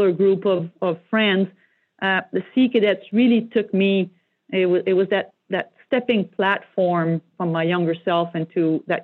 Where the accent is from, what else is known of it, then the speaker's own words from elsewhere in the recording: Joliette, Quebec, Canada; first language French; English is a second language; moved away; I'm from Joliette, Quebec. It's a small blue-collar French-speaking